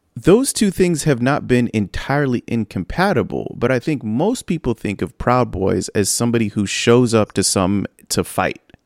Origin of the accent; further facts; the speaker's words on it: San Bernardino, California, United States; all of these places are right next to where I grew up